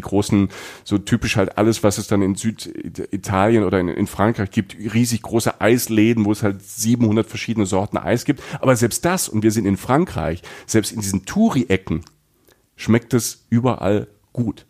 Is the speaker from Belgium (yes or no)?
no; Rhineland-Palatinate, Germany; Ich bin in der Pfalz groß geworden, ne, an der französischen Grenze